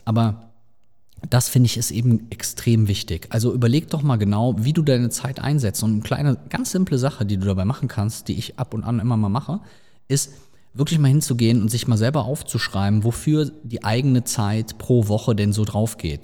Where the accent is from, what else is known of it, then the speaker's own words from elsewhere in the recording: Rhineland, Germany; bei uns im Rheinland